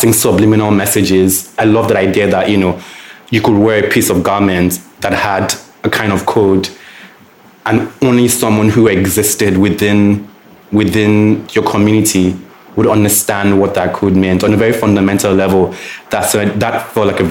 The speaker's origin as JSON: {"language": "English", "region": "Lagos", "country": "Nigeria", "tie": "born or raised there", "said": "growing up in Lagos"}